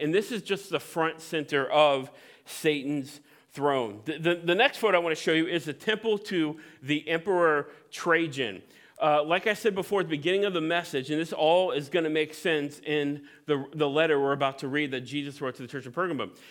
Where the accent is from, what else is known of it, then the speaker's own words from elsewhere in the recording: Cincinnati, Ohio, United States; I'm from Cincinnati